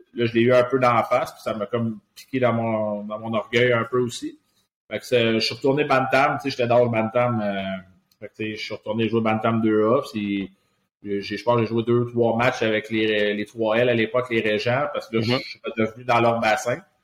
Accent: Laval, Quebec, Canada; je suis, euh, un gars de Laval, j'ai grandi à Laval

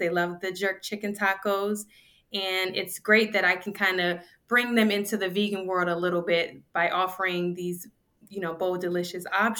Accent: Cleveland, Ohio, United States; also born or lived in Panama; I was born in Panama. We left Panama, my family and I, when I was very young. We settled in Cleveland, Ohio when I was in elementary school, first grade

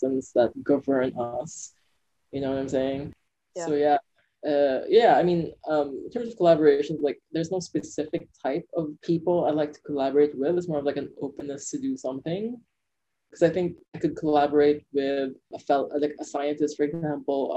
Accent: Philippines; moved away; I feel like it's definitely my Philippine side

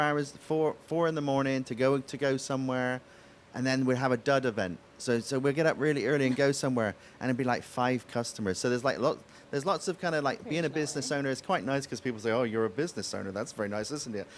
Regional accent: West Country, South West England, United Kingdom; accent: West Country farmer's accent; now in United States; So the part of England I come from is a place called the West Country

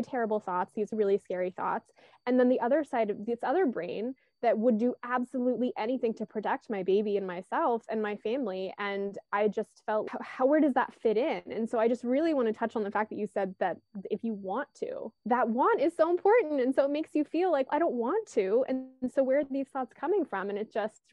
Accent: Virginia, United States; also born or lived in California; now in Baltimore, United States; I'm originally from Virginia, but I've also lived in California, and now I live in Baltimore, Maryland.

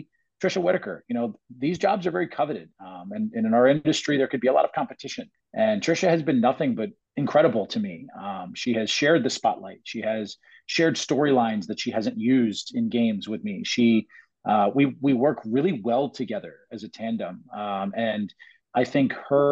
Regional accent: Miami, Florida, United States; I grew up in Miami, and I grew up a Marlins fan

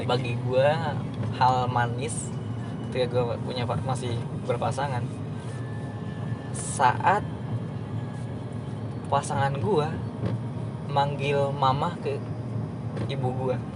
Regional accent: West Java, Indonesia; gue kan orang Sunda Sunda itu kan sebenarnya nggak

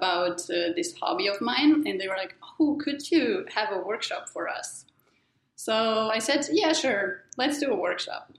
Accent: Germany; moved away; I'm originally from Germany.

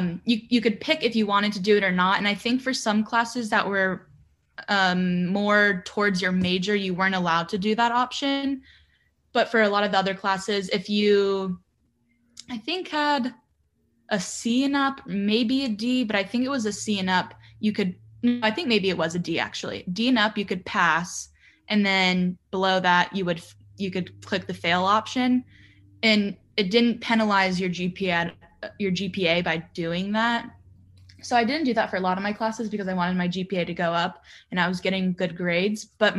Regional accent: Virginia, United States; And I'm from Virginia.

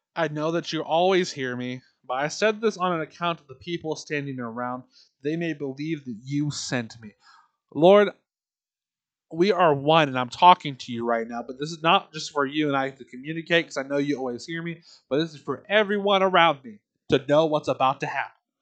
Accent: Tullahoma, Tennessee, United States; my hometown of Tullahoma

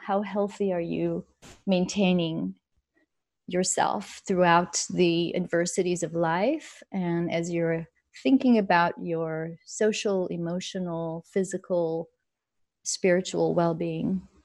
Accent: Israel; moved away; I grew up in Israel.

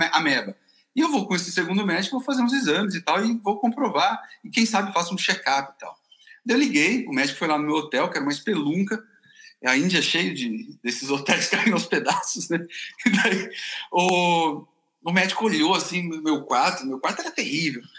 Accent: Brazil; eu falei que era do Brasil

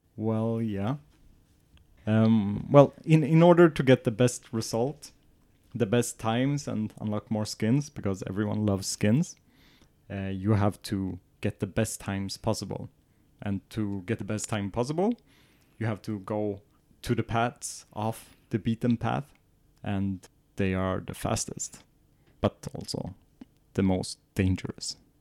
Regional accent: southern Sweden, Sweden; moved away as an adult; now in northern Sweden; my hometown is in the south and we're in the north of Sweden

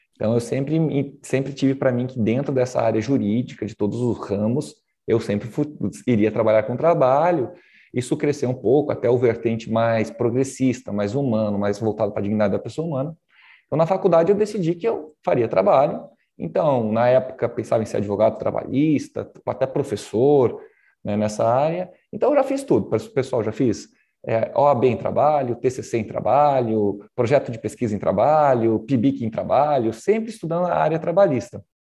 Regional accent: Porto Velho, Rondônia, Brazil; also born or lived in Paraná / Nova Brasilândia / Cerejeiras / Pimenta Bueno; eu fiquei em Porto Velho a minha infância, criado no Conjunto Santo Antônio

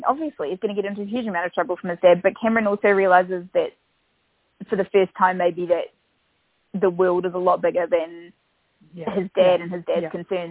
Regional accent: Upper Hutt, Wellington, New Zealand; I grew up in Upper Hutt

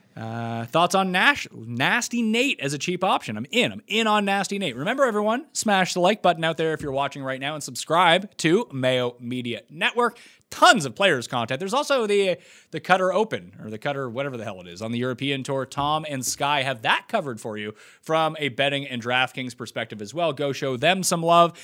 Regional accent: Nova Scotia, Canada; So I'm from New Scotland, Nova mm. Scotia.

